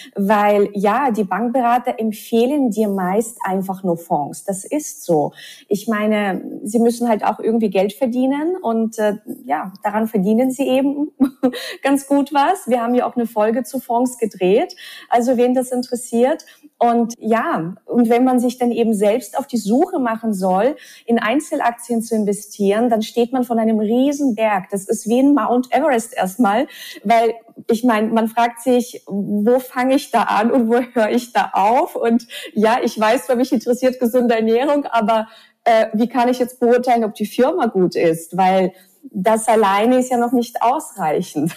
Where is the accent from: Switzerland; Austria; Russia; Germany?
Russia; moved away; ich bin ja in Russland aufgewachsen